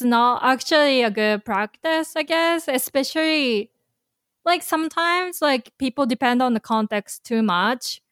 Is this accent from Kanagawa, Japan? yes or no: yes; Kanagawa, Japan; Nihon no Kanagawaken no Shushin desu. I'm from Kanagawa Prefecture